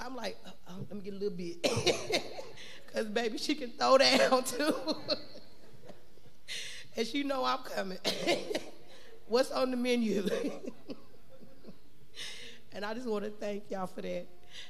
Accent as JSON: {"language": "English", "region": "Indiana", "country": "United States", "moved": "as an adult", "lives_now": "Tennessee, United States", "said": "I had moved to Tennessee back in 2017. I'm from Indiana."}